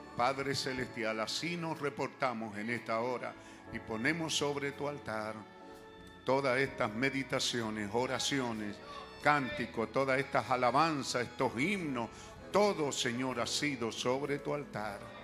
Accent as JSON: {"language": "Spanish", "country": "Chile", "said": "somos, re chilenos"}